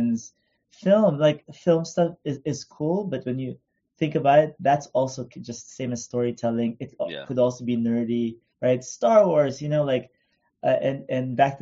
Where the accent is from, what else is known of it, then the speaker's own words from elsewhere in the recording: Philippines; now in Los Angeles, United States; We didn't have that much money growing up in the Philippines